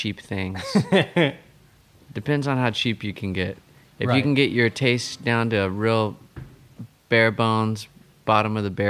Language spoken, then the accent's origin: English; Stillwater, Oklahoma, United States; also born or lived in Norman, Oklahoma; now in Tulsa, United States; I grew up in Stillwater, which is a lot like Norman. It's a college town. It's smaller than Norman, but I moved to Norman.